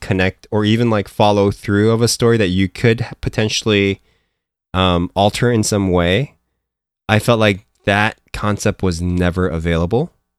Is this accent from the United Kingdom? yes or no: no; Philippines; moved away; me growing up in the Philippines, like whenever I had like this, I would be, I grew up with like American pop culture. Like I grew up watching like American cartoons and like, you know, Japanese cartoons and all that stuff.